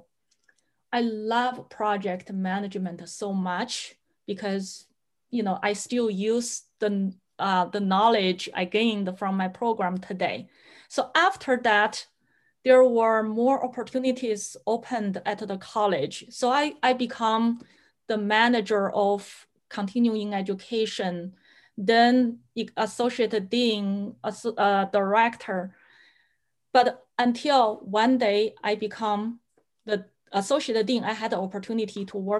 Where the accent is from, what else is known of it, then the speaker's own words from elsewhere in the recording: China; English is a second language; moved away as an adult; also born or lived in Washington State, United States; now in Washington, United States; my husband and I, we immigrated to the US back in 1999. My parents-in-law, they applied the green card for us. When we first come to the US, I couldn't speak English, couldn't understand a word. I did learn English in school, in colleges in China